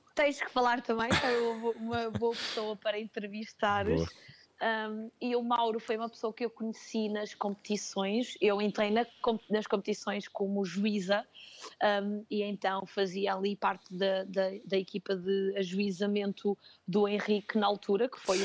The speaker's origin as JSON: {"language": "Portuguese", "town": "Penafiel", "region": "Norte", "country": "Portugal", "also_born_or_lived": "Chaves", "said": "Mas em Penafiel, que é de onde eu sou, que é onde uhum. eu vivo"}